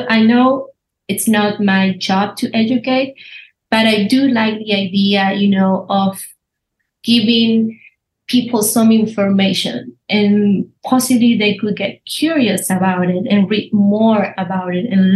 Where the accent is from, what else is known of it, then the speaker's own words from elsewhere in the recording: Buenos Aires, Argentina; English is a second language; moved away as an adult; now in Houston, United States; I went to fashion school in Argentina. I'm from Buenos Aires